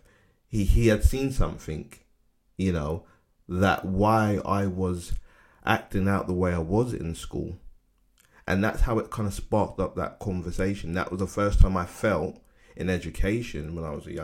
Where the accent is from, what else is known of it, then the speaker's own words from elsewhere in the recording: London, United Kingdom; I grew up in Bermondsey, and around that time it was really rough